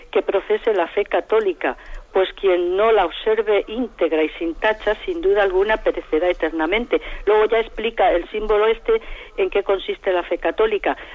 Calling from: Madrid, Community of Madrid, Spain; Sí, buenos días, monseñor. … de Madrid.

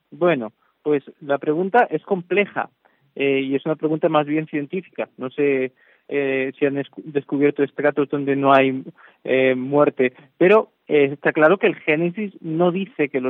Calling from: Valencia, Valencian Community, Spain; desde Valencia, buenas tardes. Me encanta su programa. Eh, soy española de, de, adopción

